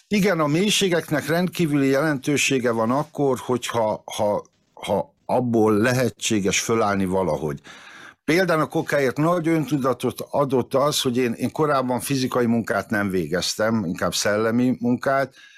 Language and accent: Hungarian; Veszprém, Veszprém County, Hungary; moved away as an adult; also born or lived in Várpalota; Várpalotán születtem, de csak azért, mert ott vállalták a szülés, meg ott volt ismerős orvos, de lényegében mind a 18 évemet Veszprémbe töltöttem